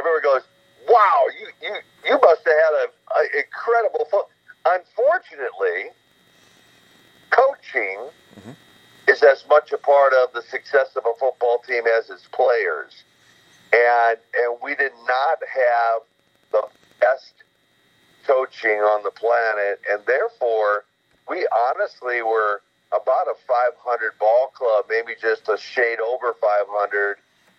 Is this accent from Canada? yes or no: no; Minnesota, United States; your listeners haven't figured out I'm not from Russia. I'm from Minnesota